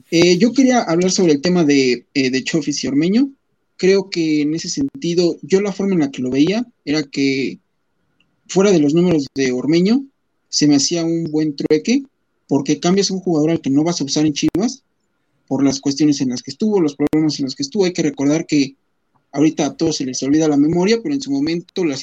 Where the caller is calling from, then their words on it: Texcoco, State of Mexico, Mexico; Desde el Estado de México. Acá por acá andamos, por Texcoco.